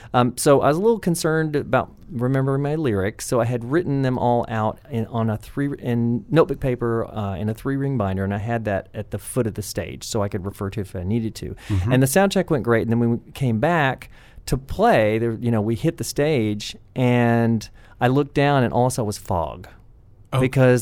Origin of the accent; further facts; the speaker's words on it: McMinnville, Tennessee, United States; accent: Southern; I am from McMinnville, Tennessee.